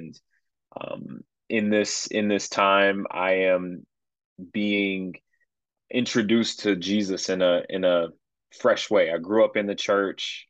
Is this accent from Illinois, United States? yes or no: yes; Chicago, Illinois, United States; moved away as an adult; I'm originally from Chicagoland, moved away for a little while, but uh, now we back